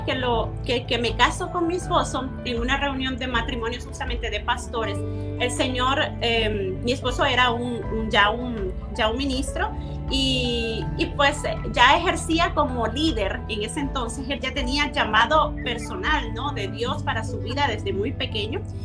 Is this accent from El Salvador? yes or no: yes; El Salvador; nosotros somos procedentes del Salvador